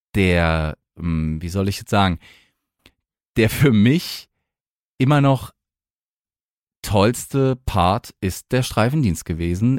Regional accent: Mannheim, Baden-Württemberg, Germany; moved away; also born or lived in Hesse; ich komme aus Mannheim und dort gibt es ja den Luisenpark und da habe ich als Kind immer schon

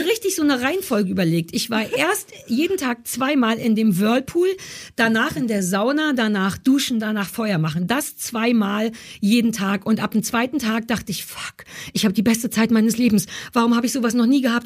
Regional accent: Berlin, Germany; Also ich bin ja wirklich in Berlin Mitte geboren quasi. Also ich kann nicht noch mehr Berliner sein, als ich es bin.

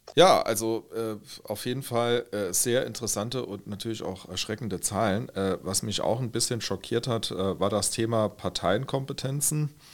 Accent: St. Wendel district, Saarland, Germany; Namborn, äh, Gemeinde aus mhm. dem Landkreis, wo ich herkomme

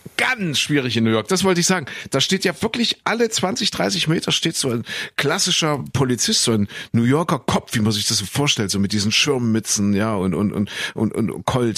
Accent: Leipzig, Saxony, Germany; also born or lived in Köthen; ich geboren in Kuhköthen, aufgewachsen, äh, beziehungsweise dann äh, groß geworden in Sachsen, in Leipzig

